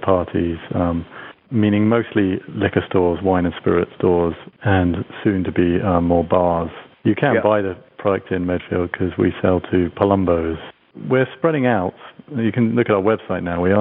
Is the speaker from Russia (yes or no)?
no; United Kingdom; now in United States; my home country of the United Kingdom